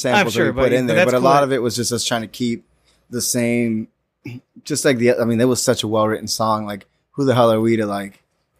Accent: Orlando, Florida, United States; I grew up in Orlando.

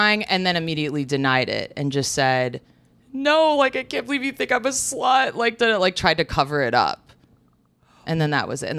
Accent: a suburb of Chicago, Illinois, United States; I grew up in like a suburb of Chicago.

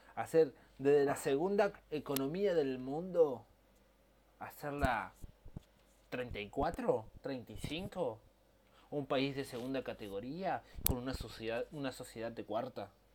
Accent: Argentina; De como argentino que soy y amo mi país.

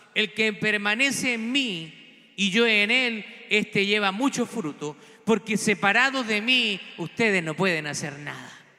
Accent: Chile; moved away; lo veo también en mi país

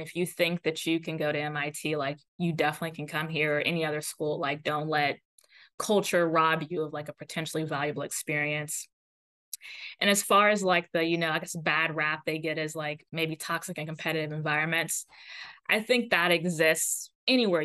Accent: Florida, United States; also born or lived in Atlanta, Georgia / Pasadena, California; now in Cambridge, United States; I'm from Florida, and I wanted to just be closer to family

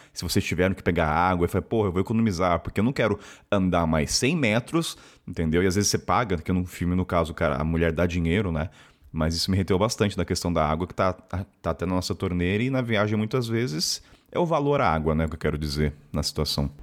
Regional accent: Taubaté, São Paulo, Brazil; eu sou de Taubaté, né? Estado de São Paulo

